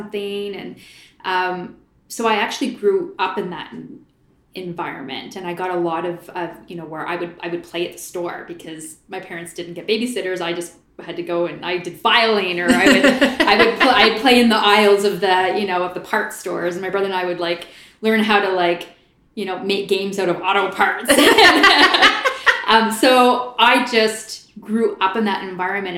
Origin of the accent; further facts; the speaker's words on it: Port Hope, Ontario, Canada; also born or lived in Oshawa; I was born in Oshawa, but moved to Port Hope when I was about four